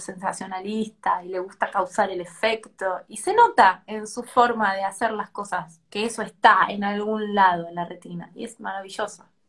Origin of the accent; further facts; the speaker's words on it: Tucumán, Argentina; soy de Tucumán